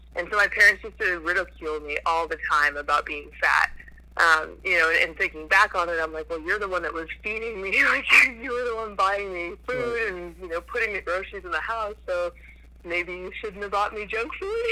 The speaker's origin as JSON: {"language": "English", "region": "New Hampshire", "country": "United States", "tie": "born or raised there", "said": "I grew up mostly in New Hampshire."}